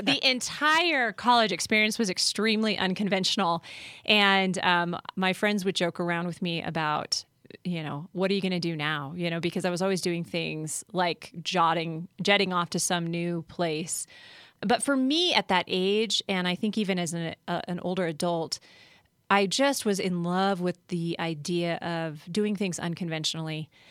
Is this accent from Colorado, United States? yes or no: yes; Colorado, United States; also born or lived in California / Philadelphia / Washington, D.C.; I was born and raised in Colorado